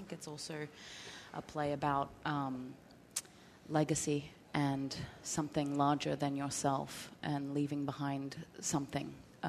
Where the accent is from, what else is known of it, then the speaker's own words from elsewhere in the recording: Australia; now in Grafton, United States; I moved here from Australia to a town called Grafton, Massachusetts.